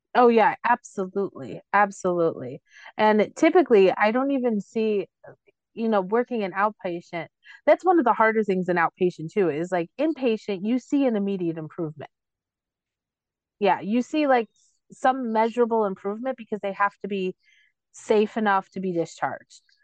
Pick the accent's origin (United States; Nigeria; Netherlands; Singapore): United States; Cicero, Illinois; where I grew up, I grew up in Cicero